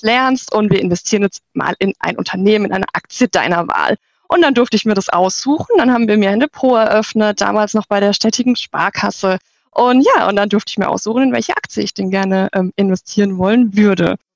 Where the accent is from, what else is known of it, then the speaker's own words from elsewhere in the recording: near Walldorf, Baden-Württemberg, Germany; ich komme aus der Nähe von ähm, Waldorf, äh, dem Hauptsitz von der SAP